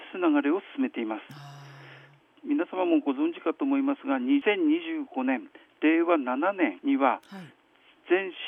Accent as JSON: {"language": "Japanese", "town": "Hirosaki", "region": "Aomori", "country": "Japan", "tie": "born or raised there", "said": "えー、私はあの弘前生まれの弘前育"}